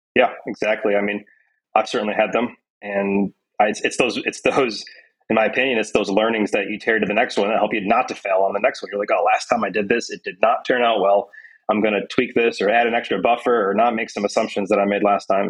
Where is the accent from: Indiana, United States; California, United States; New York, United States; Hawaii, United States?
New York, United States; Syracuse; moved away; my hometown, Syracuse, New York